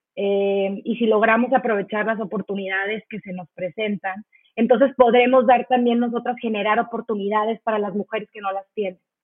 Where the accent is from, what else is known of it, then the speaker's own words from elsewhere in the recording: Mexico; somos tantas mujeres mexicanas